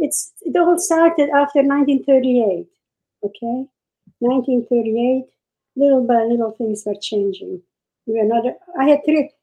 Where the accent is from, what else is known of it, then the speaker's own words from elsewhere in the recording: Czechia; I was born in Czechoslovakia. And we had a great life with the Czech government. We lived in a village. We didn't have more than maybe 500 Jews in the village.